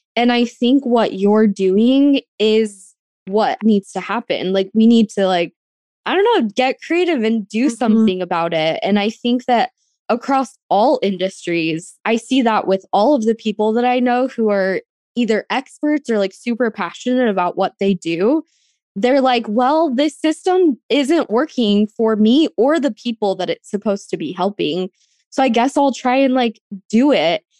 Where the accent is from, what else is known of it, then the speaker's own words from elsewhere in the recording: Arizona, United States; now in Los Angeles, United States; I grew up on a ranch in Arizona, which is in Apache County.